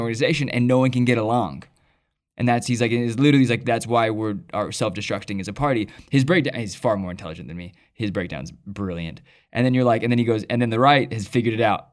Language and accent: English; United States; I'm an American